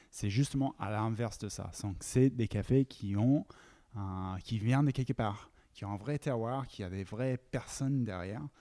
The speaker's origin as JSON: {"language": "French", "country": "United States", "also_born_or_lived": "United Kingdom", "second_language": "French", "said": "à la base, je suis américain et anglais et, j'ai tombé dans les cafés quand je faisais mes études aux États-Unis."}